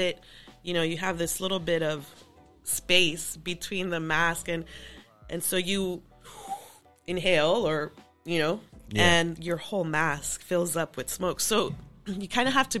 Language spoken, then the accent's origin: English; Los Angeles, California, United States; So grew up in LA, born and raised. Grew up in South Central